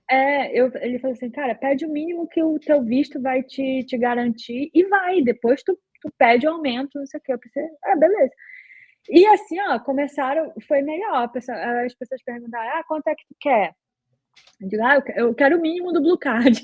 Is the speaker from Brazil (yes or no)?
yes; Belém, Pará, Brazil; moved away as an adult; also born or lived in Porto Alegre, Brazil; now in Berlin, Germany; eu sou de Belém do Pará, terra da Joelma